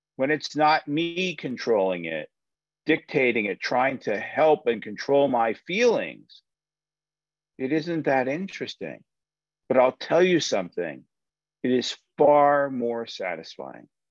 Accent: United States; I'm an American

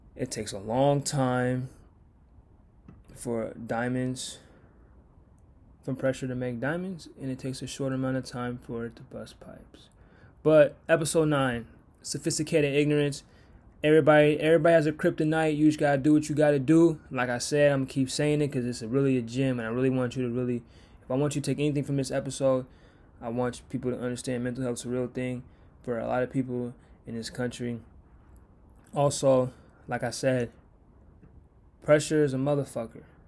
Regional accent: United States

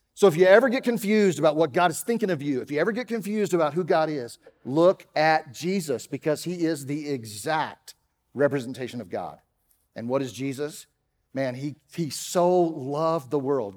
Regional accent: Dallas, Texas, United States; accent: Texas; moved away; You can tell I'm not from around here. I grew up in Dallas, and so, uh, sometimes that Texas thing comes out

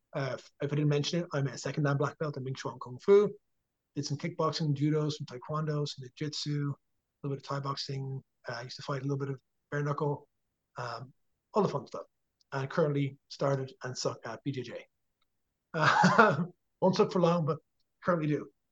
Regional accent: Dublin, Leinster, Ireland; moved away as an adult; also born or lived in Drogheda, Ireland; now in United States; we're from Dublin.

